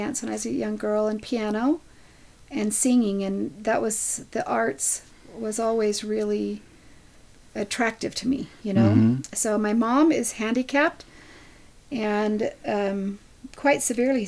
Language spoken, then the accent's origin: English; Henderson, Nevada, United States; now in Idaho, United States; I grew up in Henderson, Nevada